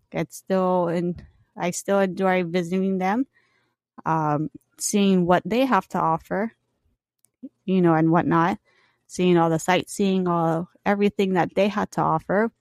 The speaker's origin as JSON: {"language": "English", "region": "Hawaii", "country": "United States", "tie": "born or raised there", "also_born_or_lived": "California", "said": "Hawaii, I grew up here"}